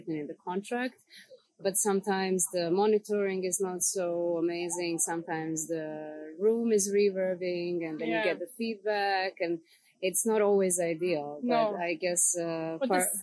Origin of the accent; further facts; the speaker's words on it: Serbia; coming from a place where I come from, like coming from Serbia